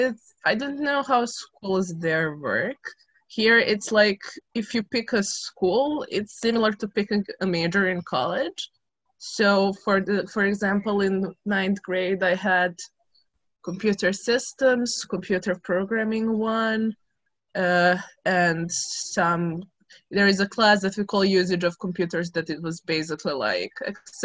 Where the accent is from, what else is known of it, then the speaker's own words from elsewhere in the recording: Serbia; moved away; I am 18 years old and I'm from Serbia.